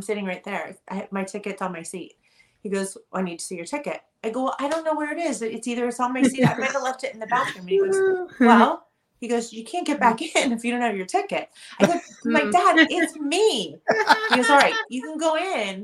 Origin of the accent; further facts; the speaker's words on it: Los Angeles, California, United States; I'm born and raised here